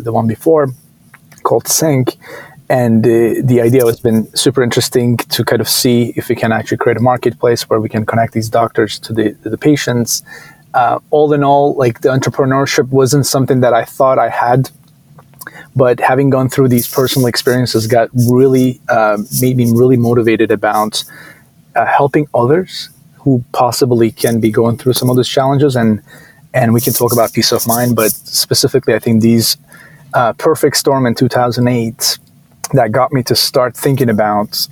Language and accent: English; Istanbul, Turkey; moved away as an adult; now in United States; I grew up in Istanbul, originally from Turkey, and came here to US for college